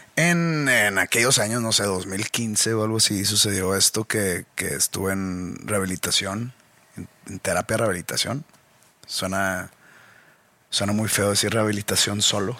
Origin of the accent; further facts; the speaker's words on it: Monterrey, Nuevo León, Mexico; de mi origen regiomontano